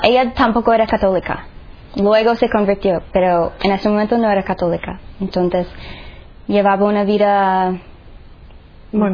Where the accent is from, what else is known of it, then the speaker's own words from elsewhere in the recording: Nashville, Tennessee, United States; Spanish is a second language; moved away; soy de Estados Unidos, um, de Nashville, Tennessee. Crecí allí